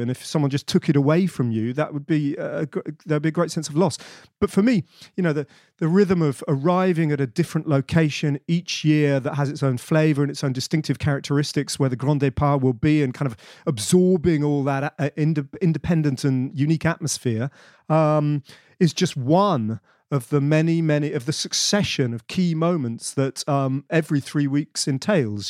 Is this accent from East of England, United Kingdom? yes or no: yes; Bedford, East of England, United Kingdom; I grew up in Bedford, which is in the middle of nowhere, but provincial England.